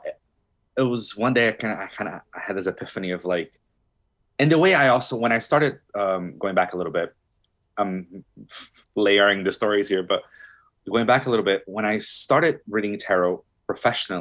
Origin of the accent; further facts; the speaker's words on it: Brazil; moved away; I'm from Brazil, born and raised